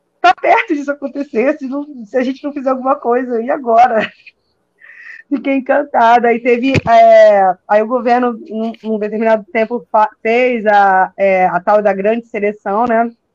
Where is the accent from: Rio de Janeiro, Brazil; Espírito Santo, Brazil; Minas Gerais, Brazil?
Rio de Janeiro, Brazil; eu sou do Rio